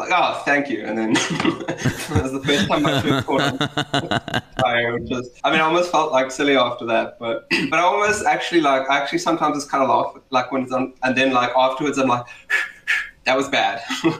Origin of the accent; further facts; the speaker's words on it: Cape Town, Western Cape, South Africa; South African, Cape Townian, born and bred. I might be the stereotype, just not my accent.